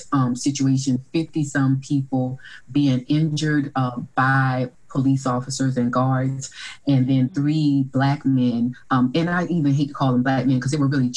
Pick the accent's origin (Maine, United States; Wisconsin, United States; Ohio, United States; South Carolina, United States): South Carolina, United States; Orangeburg; I came from a hometown where there was two historically Black colleges and universities. So there was a private one, Claflin University, and then a public one, South Carolina State University